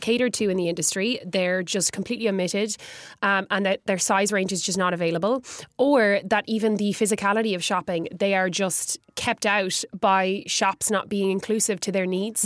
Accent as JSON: {"language": "English", "town": "Galway", "region": "Connacht", "country": "Ireland", "tie": "born or raised there", "said": "growing up in Galway"}